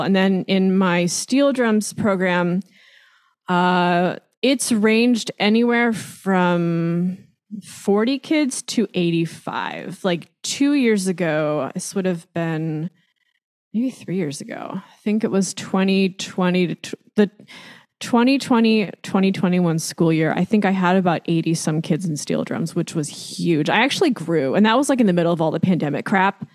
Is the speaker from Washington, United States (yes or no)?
no; Long Beach, California, United States; I grew up in Long Beach, California, um, which is actually where I still live